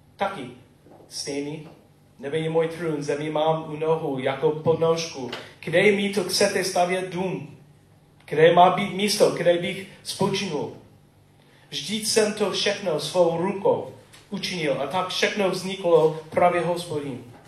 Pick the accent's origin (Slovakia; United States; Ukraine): United States; Czech is a second language; moved away; Jsem typický Američan